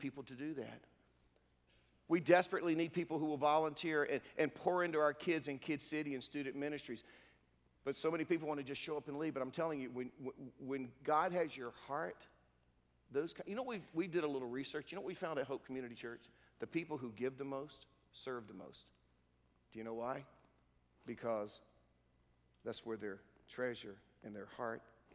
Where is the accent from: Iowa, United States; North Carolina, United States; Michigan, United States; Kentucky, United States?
North Carolina, United States; Durham; I'm a redneck from Durham